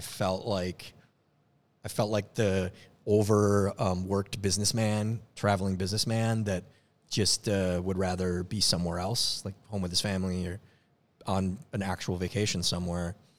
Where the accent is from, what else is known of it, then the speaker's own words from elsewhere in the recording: Minnesota, United States; moved away; I'm from Minnesota